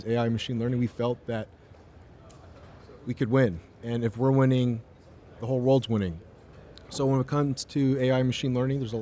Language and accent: English; Toronto, Ontario, Canada; I was born in Toronto, Canada